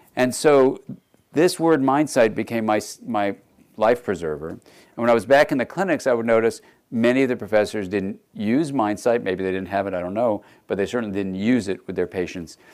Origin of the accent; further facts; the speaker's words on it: Los Angeles, California, United States; I grew up actually in Los Angeles